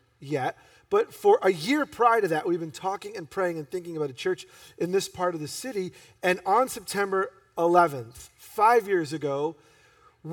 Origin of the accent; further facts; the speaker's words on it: New York, United States; being born and raised in New York